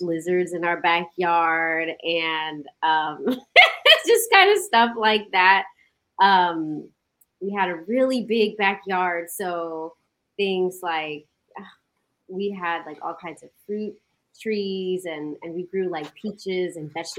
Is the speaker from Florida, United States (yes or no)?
no; Stockton, California, United States; moved away as an adult; now in Los Angeles, United States; I am originally from Stockton, California, which is a city up in Northern California